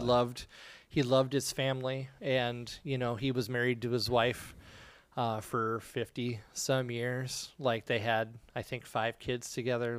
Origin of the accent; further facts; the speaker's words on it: United States; being an American